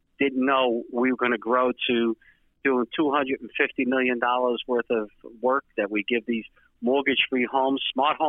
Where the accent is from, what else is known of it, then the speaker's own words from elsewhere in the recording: New York City, New York, United States; my hometown, where Stephen was born, in Staten Island, New York